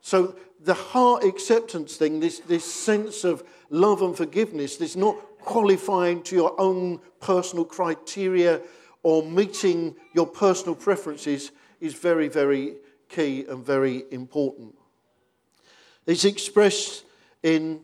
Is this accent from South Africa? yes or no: no; United Kingdom; because we're British